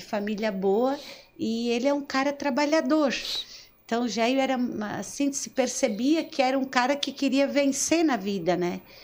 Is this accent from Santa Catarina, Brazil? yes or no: yes; Nova Veneza, Santa Catarina, Brazil; eu nasci é, no Caravaggio